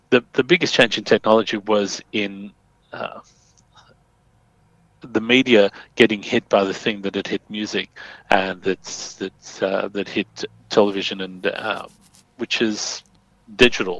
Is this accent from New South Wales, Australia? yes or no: yes; Sydney, New South Wales, Australia; I grew up in Fairfield, Bankstown area